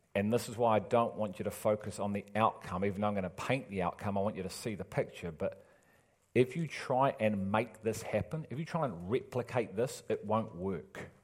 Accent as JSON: {"language": "English", "town": "Liverpool", "region": "North West England", "country": "United Kingdom", "moved": "yes", "said": "I'm from Liverpool"}